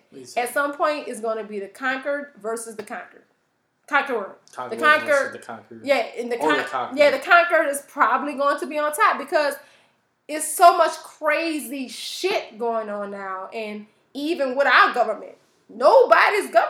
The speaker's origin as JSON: {"language": "English", "country": "United States", "tie": "born or raised there", "said": "I was born here"}